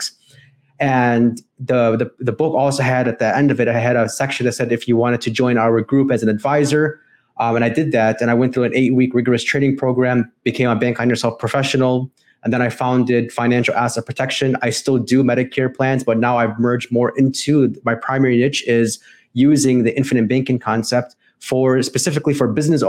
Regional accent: Chicago, Illinois, United States; I'm from Chicago, Illinois

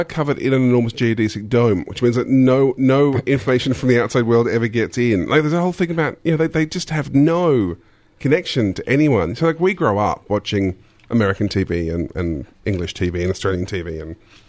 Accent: Quebec, Canada; accent: Quebecois; English is a second language; Well, I have such a thick Quebecois accent.

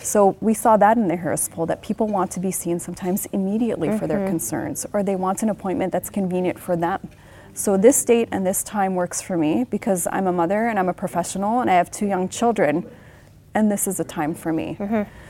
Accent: Lebanon; moved away; 10-year-old me was growing up in the Lebanese Civil War

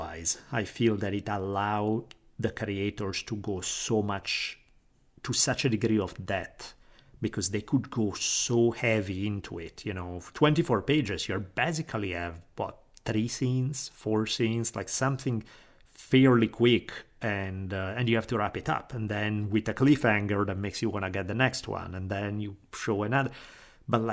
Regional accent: Italy; moved away; growing up in Italy

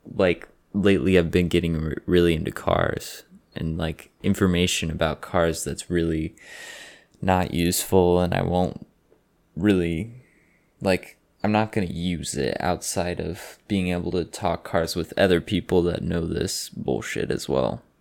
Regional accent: Austin, Texas, United States; I'm sixteen years old, and I'm from Austin, Texas

